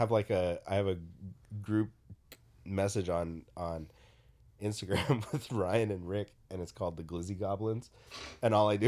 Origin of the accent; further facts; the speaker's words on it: Philippines; I am not a good basketball player, but being Filipino, I had to play basketball.